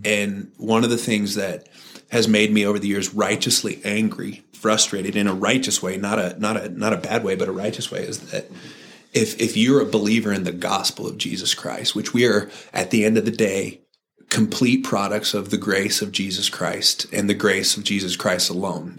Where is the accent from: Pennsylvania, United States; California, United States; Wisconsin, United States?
California, United States; Santa Cruz; I grew up in Santa Cruz, California